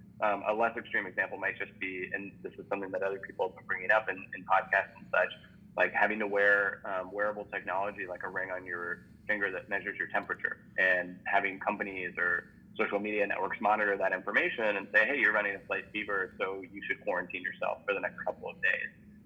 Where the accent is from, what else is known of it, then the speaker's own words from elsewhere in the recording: Midwest, United States; Maybe it's like a Cubs jacket. You're like, hey, Cubs, like you're from the Midwest. I'm from the Midwest too.